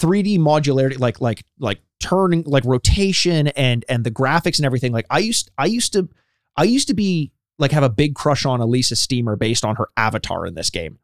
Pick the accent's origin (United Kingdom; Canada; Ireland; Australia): Canada; we're Canadian